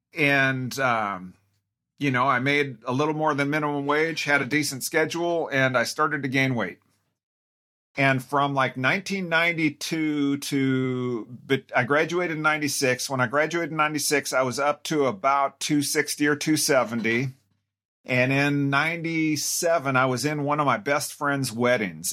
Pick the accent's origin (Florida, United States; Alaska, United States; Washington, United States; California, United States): Washington, United States; Tacoma; now in Spokane, United States; I grew up in Tacoma, which is about four and a half hours west of here